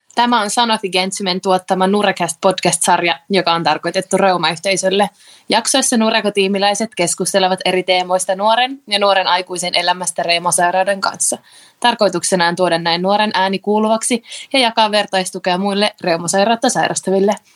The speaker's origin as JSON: {"language": "Finnish", "town": "Tampere", "region": "Pirkanmaa", "country": "Finland", "said": "mä oon Tampereelta"}